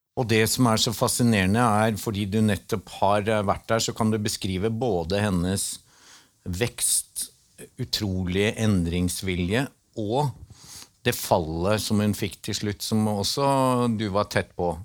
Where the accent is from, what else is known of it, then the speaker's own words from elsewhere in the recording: Northern Norway, Norway; Jeg er nordlending